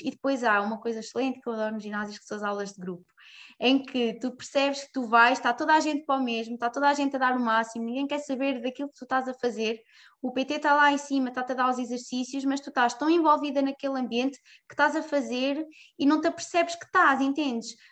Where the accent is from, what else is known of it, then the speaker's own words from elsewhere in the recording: Fátima, Centro, Portugal; also born or lived in Ourém / Covilhã; Cresci sempre em Fátima